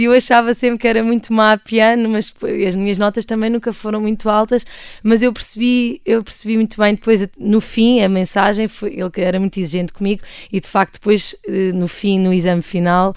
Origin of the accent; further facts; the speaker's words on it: Portugal; also born or lived in Democratic Republic of the Congo; eu nasci na República Democrática do Congo. Uh, e vim para cá, para Portugal, viver quando tinha 5 anos